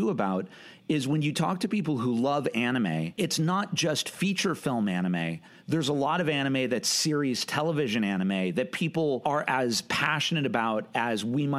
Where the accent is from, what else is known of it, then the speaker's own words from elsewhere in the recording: United States; being American and growing up with American cinema